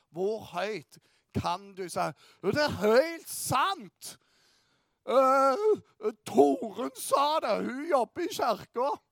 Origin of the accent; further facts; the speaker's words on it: Bryne, Rogaland, Norway; jeg kommer fra Bryne